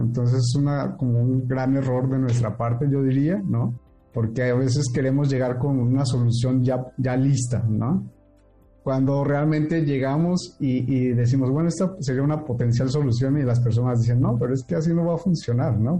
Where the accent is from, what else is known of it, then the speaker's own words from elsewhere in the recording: State of Mexico, Mexico; yo soy del Estado de México